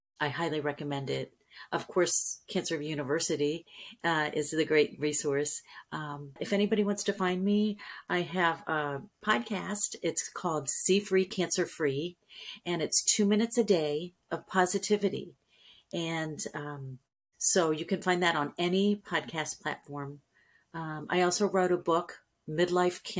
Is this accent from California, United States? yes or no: yes; California, United States; now in Panama City, United States; I was raised in California